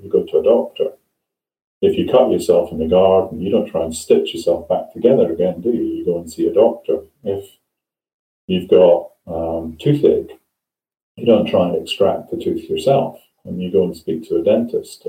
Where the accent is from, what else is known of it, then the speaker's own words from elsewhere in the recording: Scotland, United Kingdom; now in England; I come from Scotland